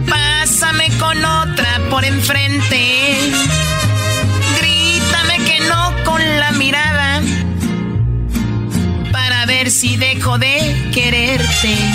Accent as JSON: {"language": "Spanish", "region": "Jalisco", "country": "Mexico", "said": "Bueno, yo soy de Jalisco, no quiero decir exactamente de dónde por problemas personales"}